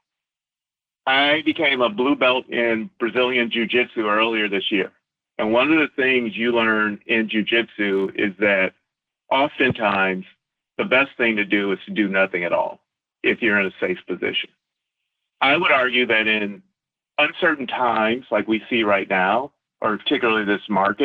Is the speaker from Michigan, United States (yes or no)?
yes; Flint, Michigan, United States; also born or lived in New York; hometown, I'm born and raised in Flint, Michigan